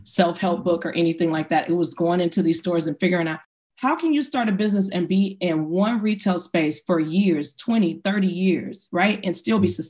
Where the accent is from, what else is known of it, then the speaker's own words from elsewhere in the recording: Inglewood, California, United States; growing up in Inglewood, I would go, you know, get my hair, my braiding hair for the weekend.